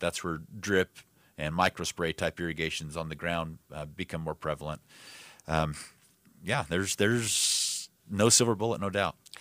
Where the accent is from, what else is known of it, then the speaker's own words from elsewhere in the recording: Yuma, Arizona, United States; I grew up in Yuma.